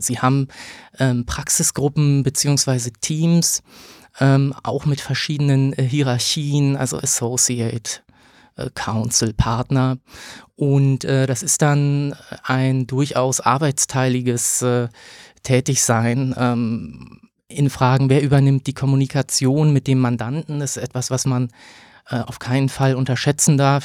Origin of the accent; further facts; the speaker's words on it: Berlin, Germany; Also ich bin in Berlin geboren, ähm, habe dann hier Abitur gemacht